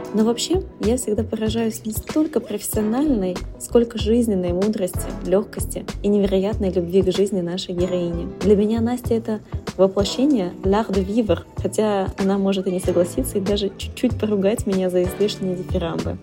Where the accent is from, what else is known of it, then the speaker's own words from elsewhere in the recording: Irkutsk Oblast, Russia; мы обе из Иркутской области